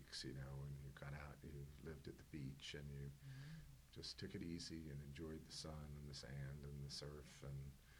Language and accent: English; New York City, New York, United States; moved away as an adult; now in Virginia, United States; I was born in New York City in the Grand Island of Manhattan many years ago